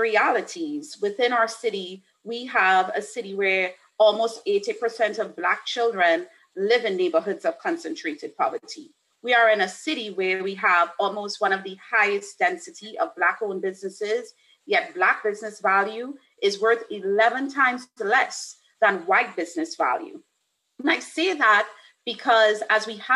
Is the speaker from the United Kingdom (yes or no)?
no; Trinidad & Tobago; now in Atlanta, United States; I'm originally from Trinidad and Tobago, but have spent almost half of my life in the city of Atlanta.